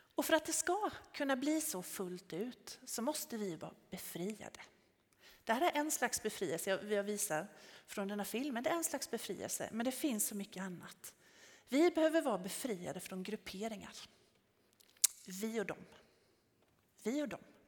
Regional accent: Tenhult, Jönköping County, Sweden; jag kommer från Tenhult från början

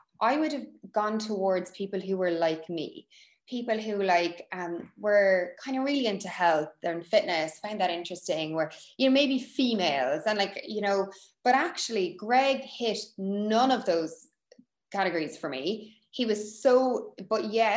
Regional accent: Cork, Munster, Ireland; we're both from Cork

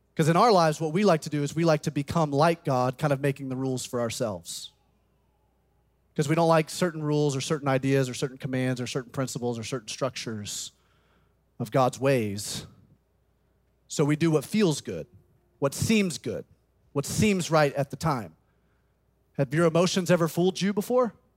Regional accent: Birmingham, Alabama, United States; moved away as an adult; also born or lived in South Carolina; I grew up in Birmingham, Alabama, graduated from Tuscaloosa County High School.

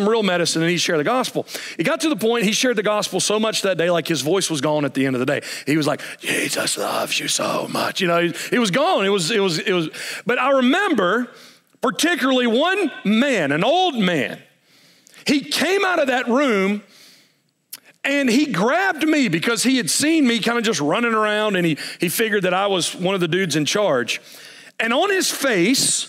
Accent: United States; as an American

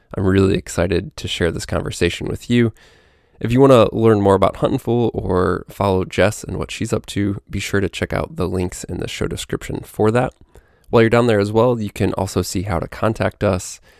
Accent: Midwest, United States; moved away; I was from the Midwest.

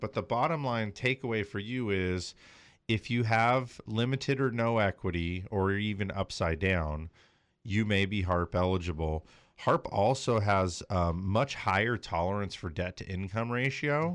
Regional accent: Los Angeles, California, United States; also born or lived in Big Bear, California; I was born and raised in the San Fernando Valley. I mean, we moved to Big Bear when I was thirteen

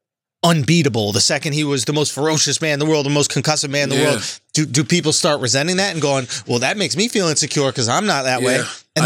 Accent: United States; As an American

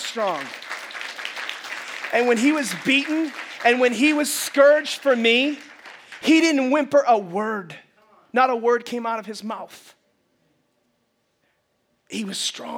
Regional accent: United States; we are as American Christians

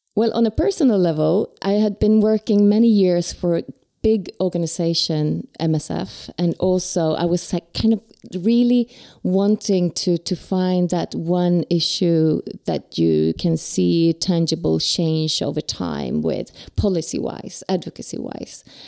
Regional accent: Sweden; I'm from Sweden

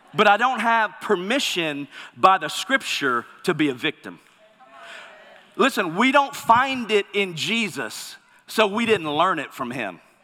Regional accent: Mississippi, United States; moved away; I'm originally from Mississippi

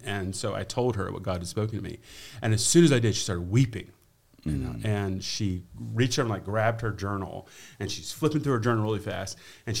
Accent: Virginia, United States; also born or lived in Cleveland, Tennessee / Cairo; now in Mozambique; I was living in Cleveland, and I'm originally from Virginia

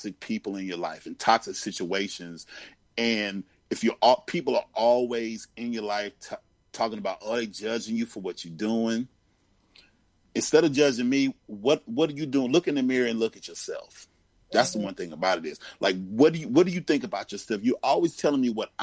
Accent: Greensboro, North Carolina, United States; I grew up in Greensboro, North Carolina.

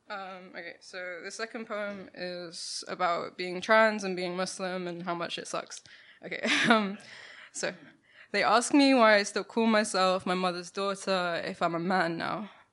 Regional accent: London, United Kingdom; I grew up in Ladbroke Grove, um, down the road from Grenfell Tower

